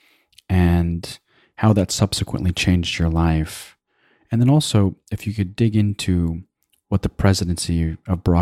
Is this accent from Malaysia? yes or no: no; Afghanistan; now in United States; I hail from Afghanistan, and here I was always othered, in particular as it pertains to our background as Muslim Americans